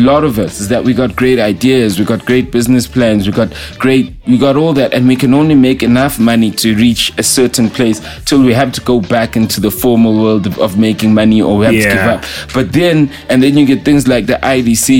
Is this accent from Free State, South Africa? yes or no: no; Katlehong, Gauteng, South Africa; I'm from Katlehong, Tlahati